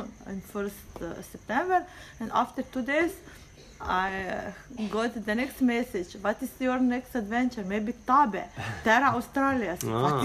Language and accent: English; Slovenia; English is a second language; I'm from Slovenia.